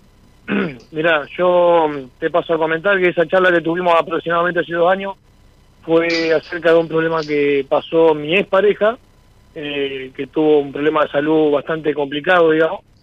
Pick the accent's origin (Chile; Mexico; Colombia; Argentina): Argentina; Santa Rosa de Calchines, Santa Fe; soy de Santa Fe, Santa Rosa de Calchines, en un pueblito que está a 40 kilómetros de Santa Fe